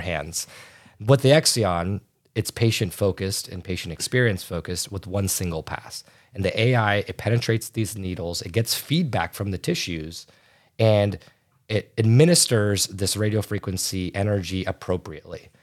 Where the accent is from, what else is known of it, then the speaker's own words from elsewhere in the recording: right outside Chicago, Illinois, United States; I'm from the United States, uh, right outside Chicago